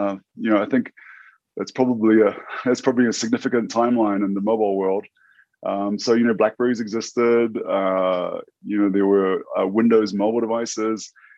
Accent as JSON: {"language": "English", "country": "New Zealand", "tie": "born or raised there", "said": "for those who aren't familiar with New Zealand, It's a couple of islands, conveniently labeled North Island and South Island"}